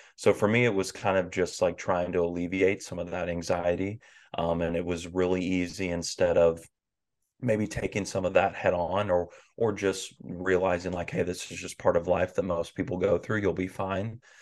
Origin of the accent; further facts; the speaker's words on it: the Bible Belt of the South, United States; I grew up in the Bible Belt of the South.